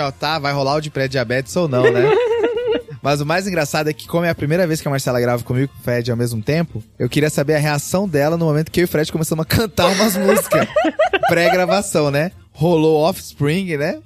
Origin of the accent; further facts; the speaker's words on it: Cáceres, Mato Grosso, Brazil; eu nasci em Cáceres